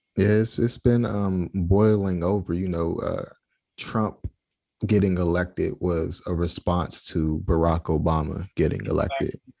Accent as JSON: {"language": "English", "country": "United States", "said": "I'm from the States"}